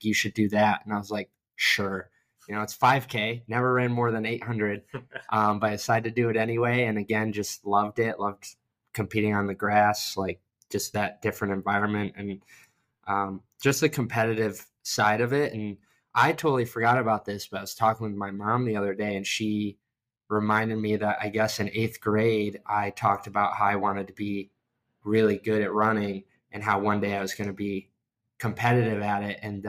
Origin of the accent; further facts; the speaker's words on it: New York, United States; moved away as an adult; also born or lived in Rochester, New York / Norwich, New York / Buffalo, New York; now in Columbus, United States; I grew up in New York, moved around Rochester, small town called Norwich, and then ended up in Buffalo